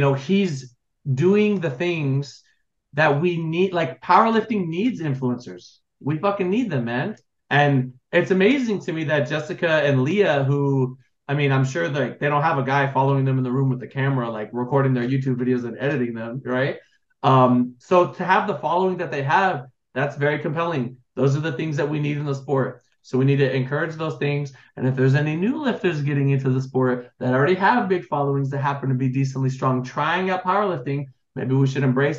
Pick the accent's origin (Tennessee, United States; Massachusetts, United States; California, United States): California, United States; Los Angeles; my family, I'm from Los Angeles